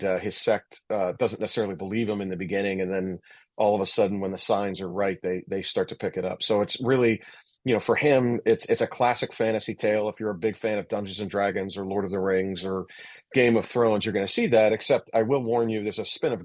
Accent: Pittsburgh, Pennsylvania, United States; born of steel, fire, and black wind, I'm from Pittsburgh, which is a lot like Sheffield

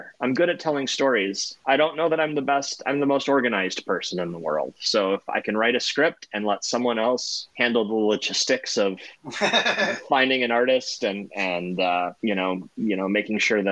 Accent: Toledo, Ohio, United States; moved away as an adult; I grew up in Toledo, Ohio, which is about 40 minutes south of Detroit

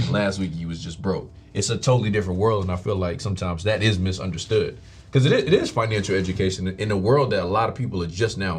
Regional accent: Stockbridge, Georgia, United States; born or raised there; also born or lived in Fort Lauderdale, Florida

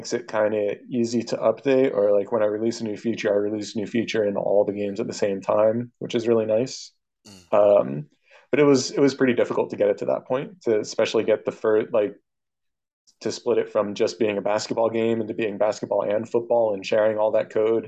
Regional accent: United States; I'm an American

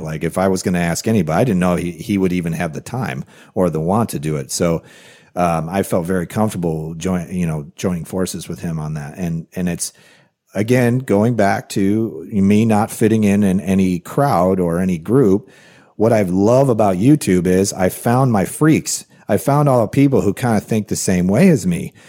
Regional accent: Rockford, Illinois, United States; working in a factory in Rockford, Illinois, which is a town I grew up

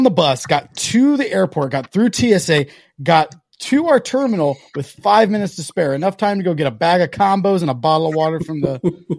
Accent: Kansas City, United States; we're from Kansas City.

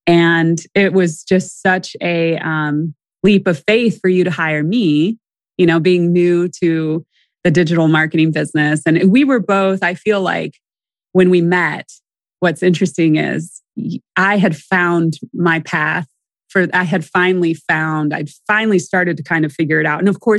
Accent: Delaware, Ohio, United States; born there; Well, I was born in Delaware, Ohio, right up the road from where I live now.

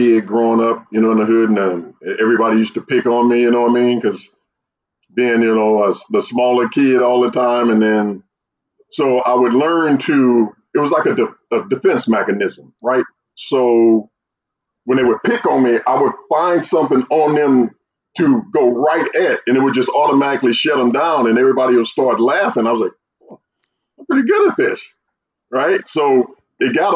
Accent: St. Louis, Missouri, United States; I grew up in St. Louis

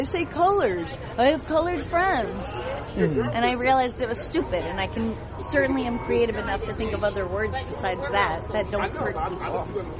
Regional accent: Boston, Massachusetts, United States; We're from Boston.

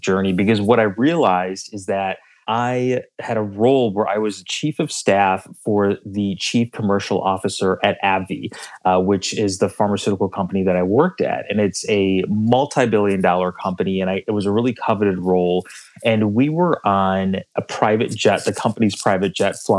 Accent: Chicago, Illinois, United States; I'm originally from the Chicagoland area. I currently live in the city of Chicago

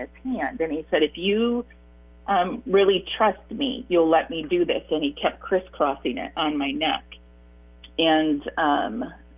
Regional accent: Michigan, United States; also born or lived in Iowa; So we moved from Michigan to Iowa for a couple of years

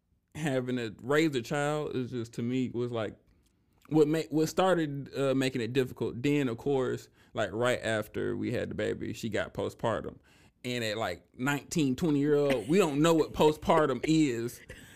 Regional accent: Alabama, United States; born there; So I was born in Alabama, military family, but my dad is originally from Memphis.

